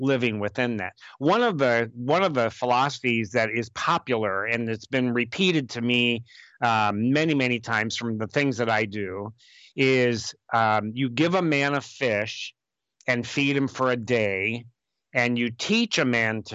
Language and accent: English; United States; also born or lived in Honduras; as an American with an advanced degree